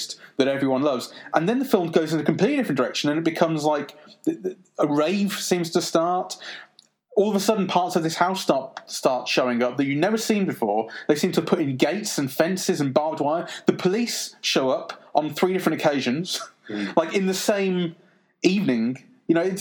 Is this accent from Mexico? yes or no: no; United Kingdom; as a British person